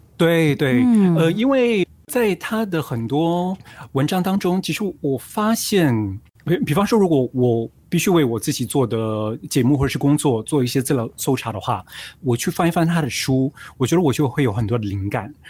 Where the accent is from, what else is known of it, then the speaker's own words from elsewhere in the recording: Singapore; 我们是新加坡人，然后我们住在这里